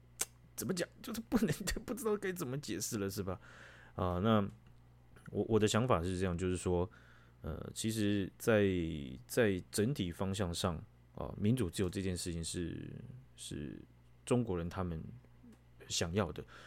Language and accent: Chinese; Taiwan; 然后我们台湾人去去远端声援的，也有也有唱唱名这些学校。